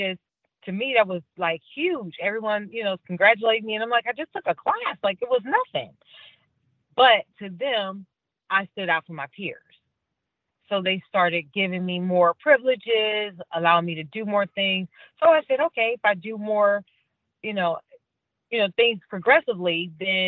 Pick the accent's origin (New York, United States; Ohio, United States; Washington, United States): Ohio, United States; Cleveland; moved away as an adult; I'm originally from Cleveland, Ohio, grew up very, very much a Cavs Browns Indians fan